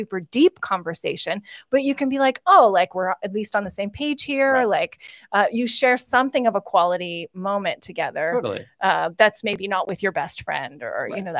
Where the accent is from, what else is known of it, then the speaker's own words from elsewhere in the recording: Esterhazy, Saskatchewan, Canada; moved away; When I was growing up in Saskatchewan